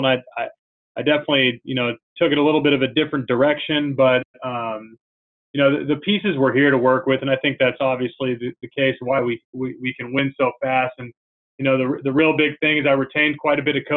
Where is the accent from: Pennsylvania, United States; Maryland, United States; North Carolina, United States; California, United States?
California, United States; Pleasanton; also born or lived in Kentucky; now in Brentwood, United States; I'm from the Bay Area, California, originally. Grew up in Pleasanton